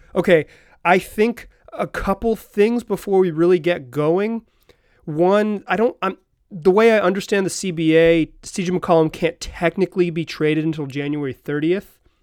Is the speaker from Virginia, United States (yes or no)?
no; Chapel Hill, North Carolina, United States; moved away; I grew up in Chapel Hill, North Carolina